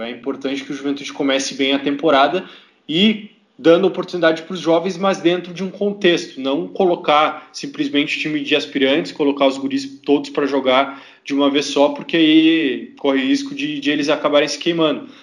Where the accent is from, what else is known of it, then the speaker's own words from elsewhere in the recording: São Leopoldo, Rio Grande do Sul, Brazil; eu não sou de Caxias, né? Eu fui criado em São Leopoldo